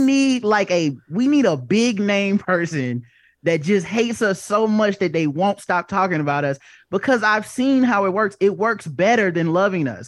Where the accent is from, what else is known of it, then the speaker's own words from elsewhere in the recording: the South, United States; I grew up in, I grew up in the South